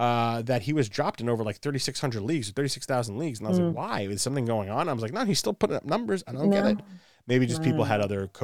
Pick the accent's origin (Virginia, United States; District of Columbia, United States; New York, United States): New York, United States; New York City; I grew up in Brooklyn before the Nets were in Brooklyn.